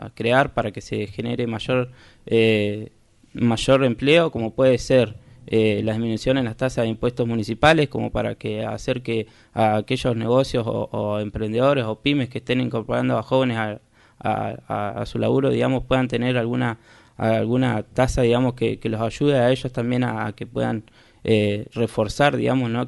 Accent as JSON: {"language": "Spanish", "town": "Puerto Deseado", "region": "Santa Cruz", "country": "Argentina", "tie": "born or raised there", "also_born_or_lived": "Comodoro Rivadavia", "said": "soy nacido y criado en Puerto Deseado"}